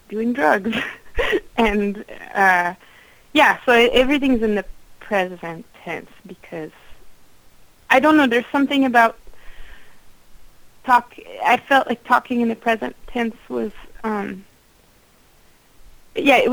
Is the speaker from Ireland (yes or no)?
no; Quebec, Canada; English is a second language; I grew up in Quebec and I was raised in Quebec and I speak English with an accent, then I think that I'm pretty legitimately from that place.